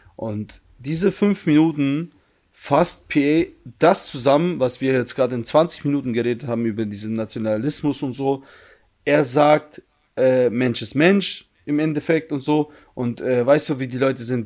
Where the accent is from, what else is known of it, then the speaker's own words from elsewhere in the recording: Germany; ich in Deutschland geboren bin und eigentlich, ich bin eigentlich, wenn man es so sieht, wenn ich jetzt meine Eltern, wenn man meine Eltern wegnimmt, ich bin eigentlich Deutscher